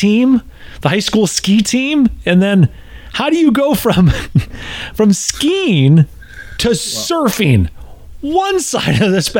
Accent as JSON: {"language": "English", "region": "Wisconsin", "country": "United States", "tie": "born or raised there", "moved": "yes", "lives_now": "Middle Tennessee, United States", "said": "I grew up in Flat, Wisconsin. I live in Middle Tennessee."}